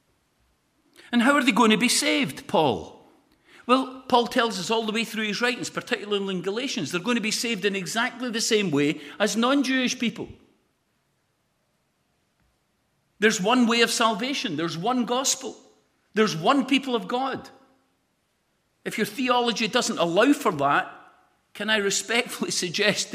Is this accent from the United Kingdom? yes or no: yes; Lesmahagow, Scotland, United Kingdom; I'm really from Les Mahago.